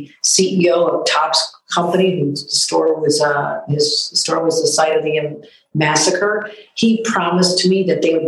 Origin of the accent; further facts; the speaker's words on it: Buffalo, New York, United States; This is my hometown